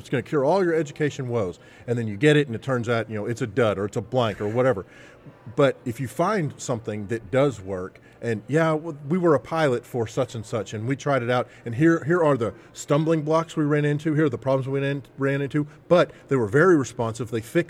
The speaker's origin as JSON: {"language": "English", "region": "Arkansas", "country": "United States", "said": "we're from Arkansas"}